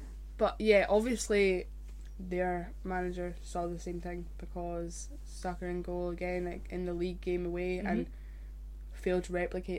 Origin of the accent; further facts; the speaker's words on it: Scotland, United Kingdom; being Scottish.